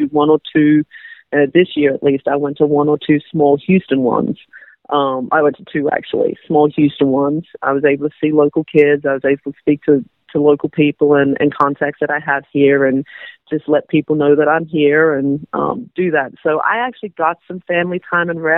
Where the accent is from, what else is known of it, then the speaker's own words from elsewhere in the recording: Australia; now in United States; I'm Australian